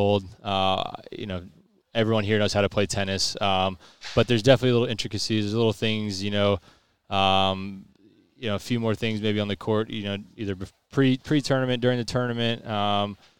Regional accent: United States; Being American

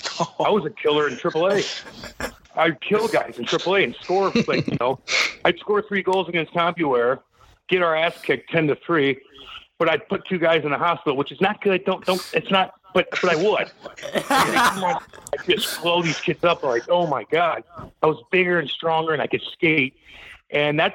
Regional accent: St. Louis, Missouri, United States; I got to play my hometown, juniors for a year in my hometown

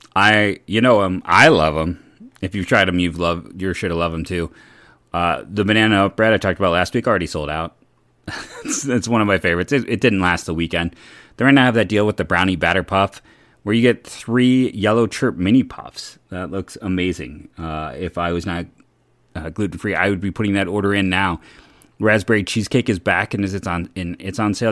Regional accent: Cleveland, Ohio, United States; I grew up in Cleveland

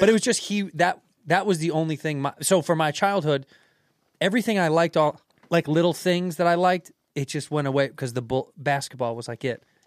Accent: Chicago, Illinois, United States; moved away as an adult; now in New York, United States; I grew up in Chicago in the Jordan era

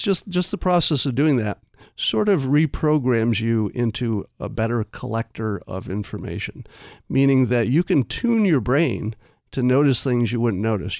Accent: upstate New York, United States; I grew up in New York, mm-hmm. upstate

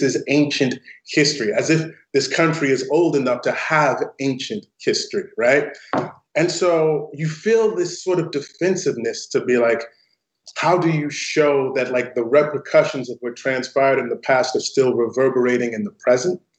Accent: St. Louis, Missouri, United States; it's named after the neighborhood that I grew up in in St. Louis, Missouri. And it's a predominantly African American neighborhood

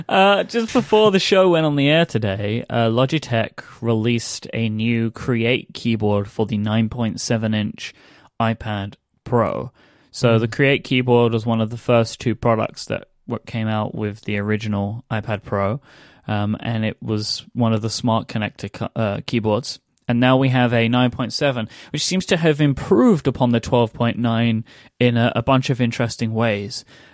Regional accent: London, United Kingdom; accent: London; To me, anyway, I can hear a much thicker London accent than what I have now, which is now my weirdo transatlantic accent.

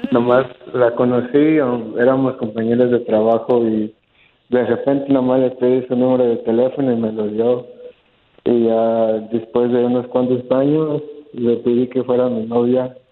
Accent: Dallas, Texas, United States; Yo soy de Dallas.

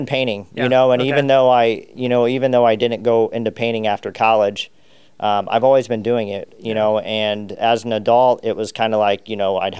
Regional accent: Argos, Indiana, United States; Sure. Yeah, I'm from Indiana. I grew up in a small farm town called Argus, Indiana.

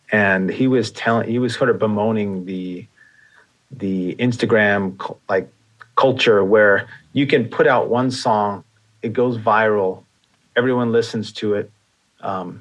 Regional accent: New York, United States; I grew up in New York and there was a furniture store, Sims

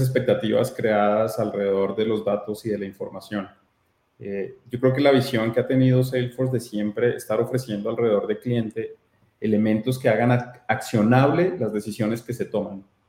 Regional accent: Colombia; soy colombiano

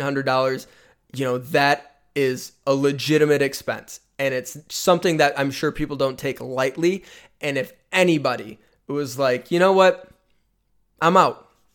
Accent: Michigan, United States; growing up in Michigan

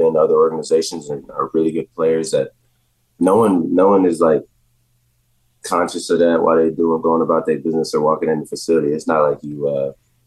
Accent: Jacksonville, United States; moved away; growing up in Jacksonville

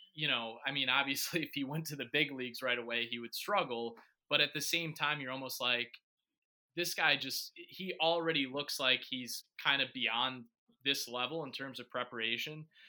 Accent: Batavia, Illinois, United States; I grew up in Batavia, um, about 40 minutes west of Chicago

